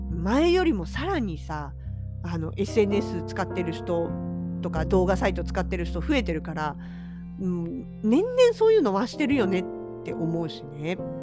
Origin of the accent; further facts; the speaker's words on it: Hokkaido, Japan; 同じ北海道民として